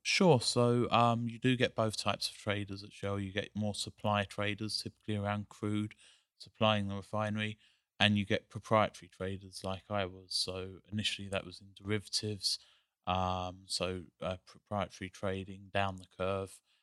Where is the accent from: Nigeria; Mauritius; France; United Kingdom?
United Kingdom; England; moved away; I grew up in England